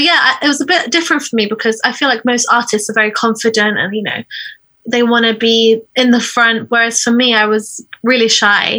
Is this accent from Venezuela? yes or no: no; Iraq; moved away; I'm from Iraq